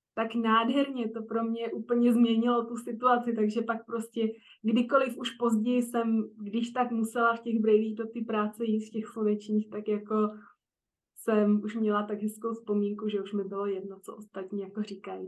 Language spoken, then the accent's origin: Czech; Prague, Czechia; moved away as an adult; also born or lived in Frankfurt; Já teda pocházím z Prahy